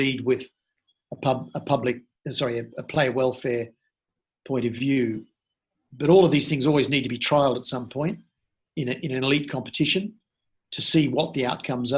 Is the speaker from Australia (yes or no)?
yes; Australia; also born or lived in Sydney, Australia; I grew up in Australia and grew up partly in Sydney